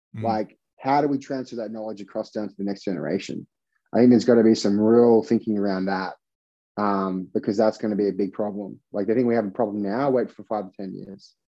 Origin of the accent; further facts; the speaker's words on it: Australia; now in United States; I'm from Australia